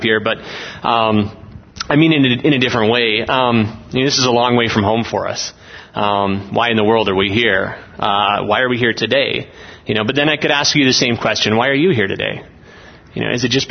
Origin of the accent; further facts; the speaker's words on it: Olds, Alberta, Canada; We're from Olds, Alberta in Canada